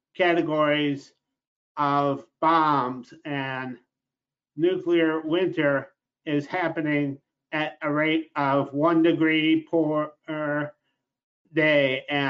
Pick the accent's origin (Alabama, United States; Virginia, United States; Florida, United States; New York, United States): New York, United States; Rochester; also born or lived in Los Angeles; I started my poetry career in Los Angeles, but I'm originally from Rochester, New York, Kodak Country, the land of Susan B. Anthony and Frederick Douglass.